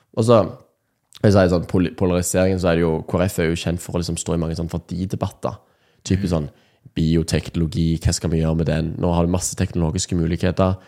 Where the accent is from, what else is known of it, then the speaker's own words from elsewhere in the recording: Nærbø, Rogaland, Norway; jeg kom fra Nærbø på, i Rogaland. Mm. Eh, oppvokst i en sånn, litt sånn tradisjonell eh, kristen familie